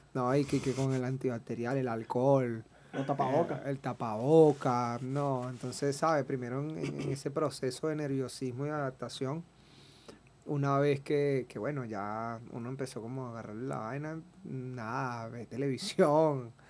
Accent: Margarita Island, Nueva Esparta, Venezuela; Soy margariteño

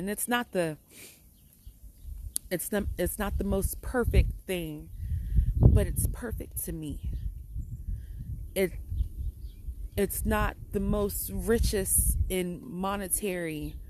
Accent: Benin City, Edo, Nigeria; also born or lived in Holly Hill, United States; So, yeah, I'm a Nigerian princess. By way of Benin, Nigeria, and Holly Hill, South Carolina.

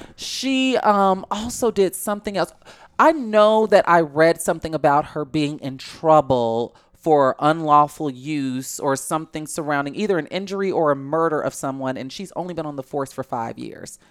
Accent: Chicago, Illinois, United States; I'm from Chicago

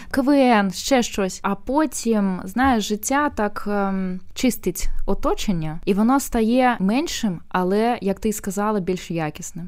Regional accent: Belarus; moved away; also born or lived in Ukraine; я білоруска і жила багато років е, в Україні

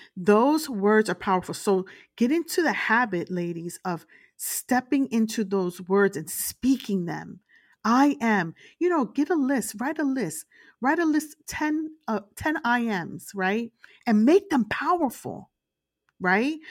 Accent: Brooklyn, New York, United States; I grew up in, uh, the streets of Brooklyn, uh, in a very rough neighborhood

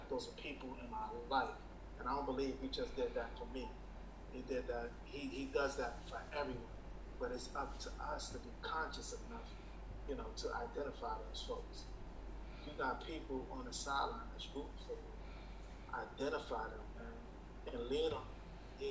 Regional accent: New York City, New York, United States; I'm a black man from Brooklyn

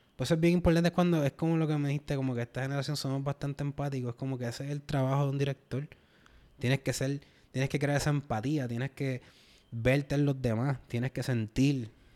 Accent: Puerto Rico; nosotros como puertorriqueños

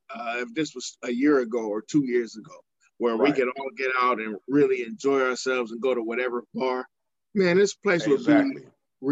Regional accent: Cleveland, Ohio, United States; We are the Browns. We are from Cleveland.

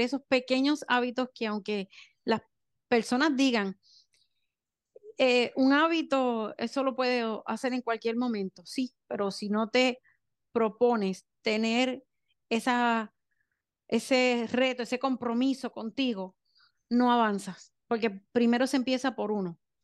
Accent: Puerto Rico; soy de Puerto Rico

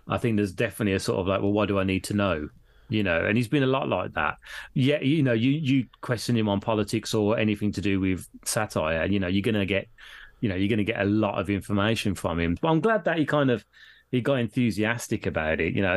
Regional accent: Birmingham, West Midlands, United Kingdom; coming from Birmingham, we know no different because we've always been brought up with Indian people

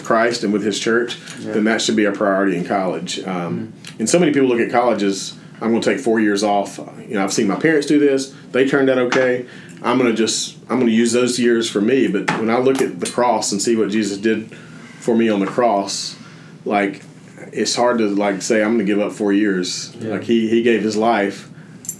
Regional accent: Jasper, Alabama, United States; moved away as an adult; also born or lived in Birmingham, Alabama; when I moved to Birmingham away from Jasper, I tried to make First Baptist Jasper still be my home church

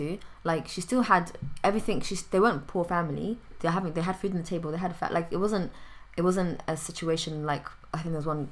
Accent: London, United Kingdom; I'm from London? Normally, I always now say London or England, from outside the country

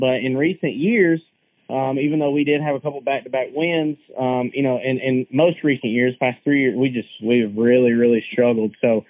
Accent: North Georgia, United States; being up in North Georgia and right here next to the Tennessee line

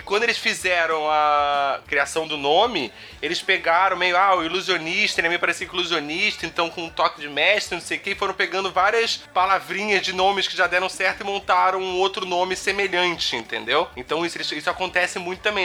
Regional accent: Brazil; nós como brasileiros

